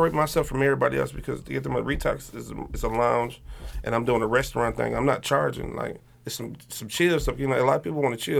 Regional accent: Highland Park, United States; I'm from Highland Park

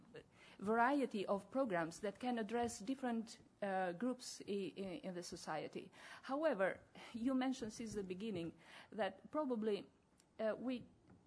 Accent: Albania; I come from Albania.

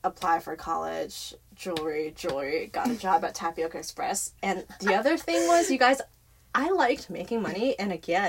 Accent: San Francisco, California, United States; born or raised there; also born or lived in Fremont

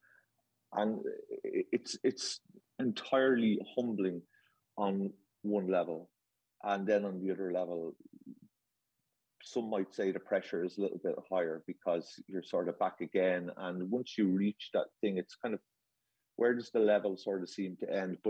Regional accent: Ireland; accent: Irish; I come from that part of that little island off the coast of England

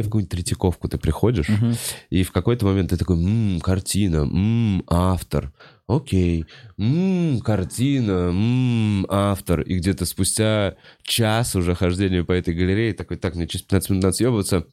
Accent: Moscow, Russia; я как э, э москвич

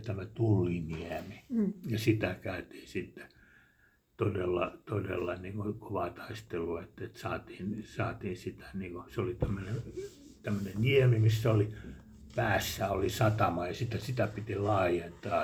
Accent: Helsinki, Uusimaa, Finland; now in Hanko, Finland; mä olen alun perin helsinkiläinen

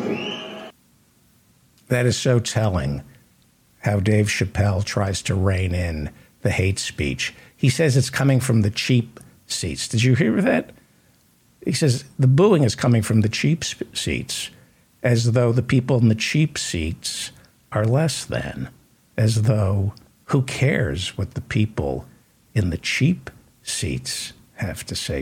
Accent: San Francisco, California, United States; moved away; I'm from San Francisco. I spent 12 years in San Francisco.

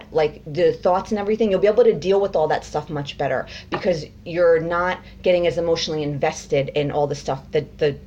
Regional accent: United States; I was born in America

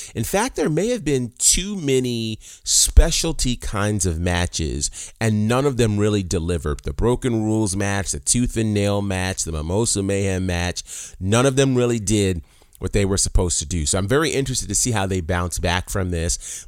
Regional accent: New York, United States; moved away; growing up in New York

